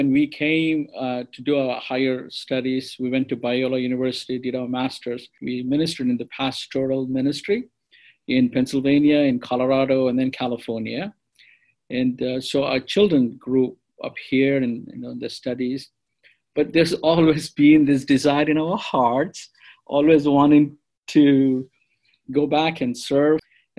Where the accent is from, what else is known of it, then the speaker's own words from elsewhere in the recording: India; first language te; English is a second language; And my mother tongue is Telugu.